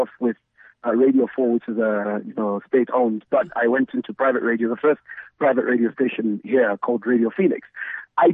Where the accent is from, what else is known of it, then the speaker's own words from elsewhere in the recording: Ndola, Copperbelt Province, Zambia; also born or lived in Lusaka, Zambia / Botswana; I'm from the Copper Belt, but I'm from a town just 30 minutes away from Kitwe called Indola